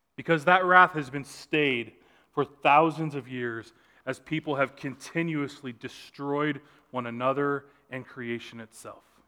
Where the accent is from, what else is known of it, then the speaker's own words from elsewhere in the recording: Southern California, United States; I grew up in Southern California